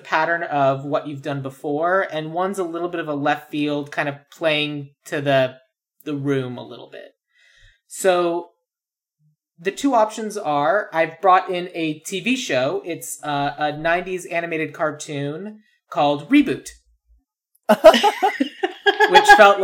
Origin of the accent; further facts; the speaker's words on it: Tucson, Arizona, United States; moved away as an adult; now in Los Angeles, United States; I'm originally from Tucson, Arizona. I moved to Los Angeles in September of 2010